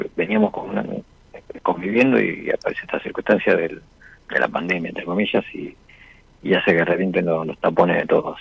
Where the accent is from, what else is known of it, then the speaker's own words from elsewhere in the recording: Buenos Aires Province, Argentina; de Buenos Aires